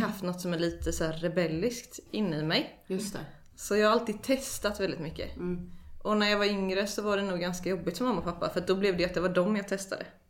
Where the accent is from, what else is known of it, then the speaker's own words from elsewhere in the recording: Eksjö, Jönköping County, Sweden; jag är uppväxt i Eksjö.